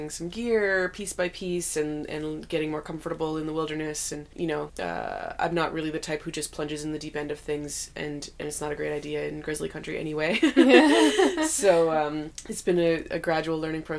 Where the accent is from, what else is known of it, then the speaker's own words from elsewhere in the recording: Ottawa, Ontario, Canada; moved away as an adult; now in Whitehorse, Canada; I grew up in Ottawa, more in eastern Canada